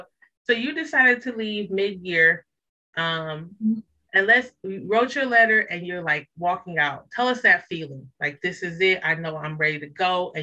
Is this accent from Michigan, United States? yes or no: yes; Detroit, Michigan, United States; I am from Detroit. So my dad is a UAW man.